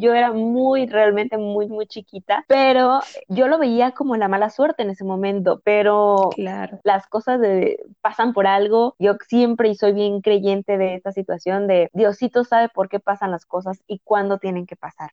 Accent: Acapulco, Guerrero, Mexico; soy originaria del puerto de Acapulco, en el estado de Guerrero, aquí en, México

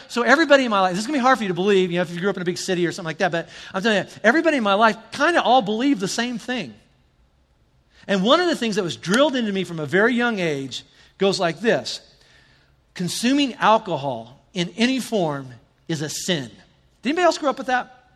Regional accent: the South, United States; I'm from the South

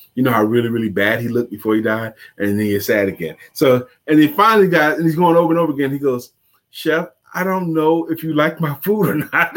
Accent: New York City, New York, United States; I grew up in New York City, Brooklyn

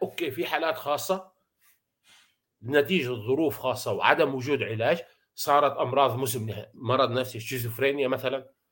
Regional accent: Syria; عندنا بسوريا

